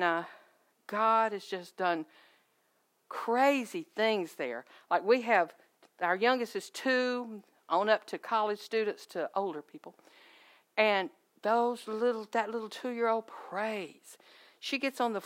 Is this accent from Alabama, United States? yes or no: yes; Alabama, United States; I'm from Alabama